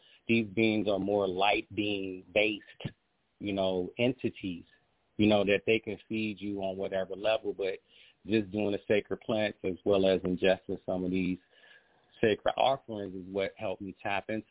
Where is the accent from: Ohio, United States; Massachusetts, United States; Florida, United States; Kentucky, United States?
Ohio, United States; I was born in Ohio